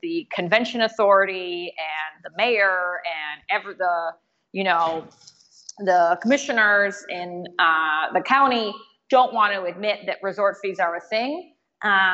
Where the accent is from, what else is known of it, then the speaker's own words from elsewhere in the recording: Detroit, Michigan, United States; moved away; I'm originally from Detroit